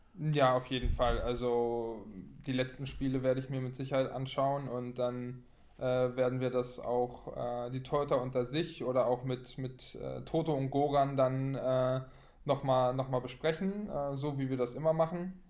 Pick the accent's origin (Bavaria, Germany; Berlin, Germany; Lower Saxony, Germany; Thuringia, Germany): Berlin, Germany; moved away as an adult; also born or lived in Dormagen / Minden; als Berliner Junge